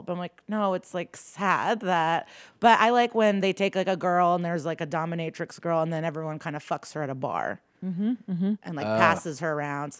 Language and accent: English; Skokie, Illinois, United States; moved away; No, I'm from the Chicago suburbs.